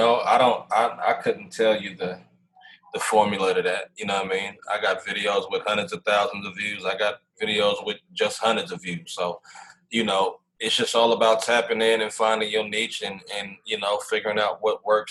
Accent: United States; I'm just a young black kid, man, growing up in America

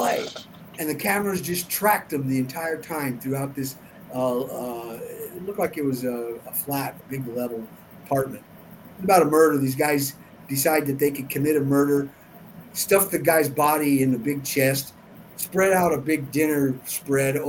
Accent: Denver, Colorado, United States; I'm actually from Denver, Colorado

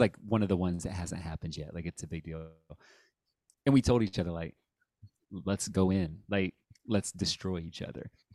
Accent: Dayton, Ohio, United States; moved away as an adult; also born or lived in Cincinnati, Ohio / Columbus, Ohio; now in San Diego, United States; I grew up in Dayton

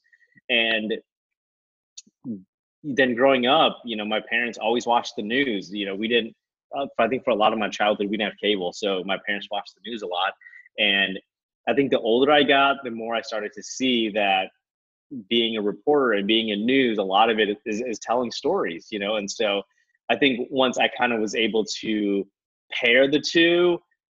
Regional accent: Minneapolis–Saint Paul, Minnesota, United States; moved away as an adult; also born or lived in Norfolk-Virginia Beach, Virginia; now in Atlanta, United States; I grew up in the Twin Cities. I'm from Minnesota. I grew up in the Twin Cities

